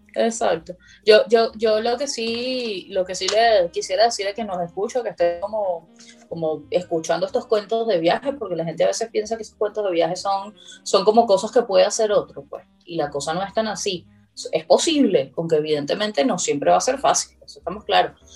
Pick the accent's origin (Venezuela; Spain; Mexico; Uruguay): Venezuela; moved away as an adult; now in Brazil; desde que salí de Venezuela, pues de 2012 a 2021